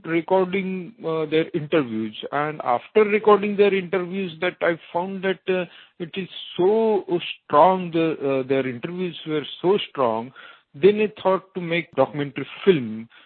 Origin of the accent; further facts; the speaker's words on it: Mumbai, Maharashtra, India; I am from Mumbai in India